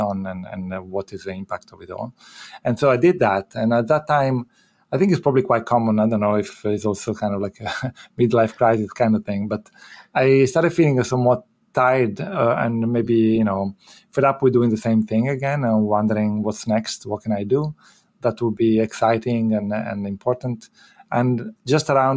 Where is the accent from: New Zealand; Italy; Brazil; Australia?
Italy; moved away as an adult; also born or lived in United Kingdom / Rotterdam, Netherlands; now in Philadelphia, United States; I'm originally from Italy